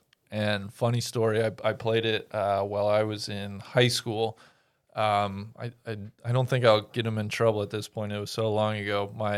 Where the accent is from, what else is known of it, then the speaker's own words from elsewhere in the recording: Cincinnati, Ohio, United States; growing up in Cincinnati